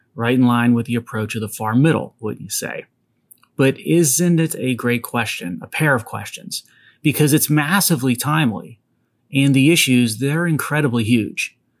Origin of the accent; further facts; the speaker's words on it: Pennsylvania, United States; Pennsylvania, my home state